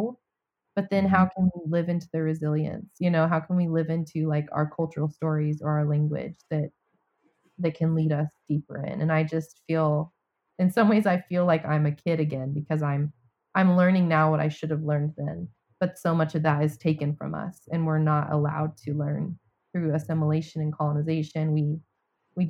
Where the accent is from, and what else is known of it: United States; now in Atlanta, United States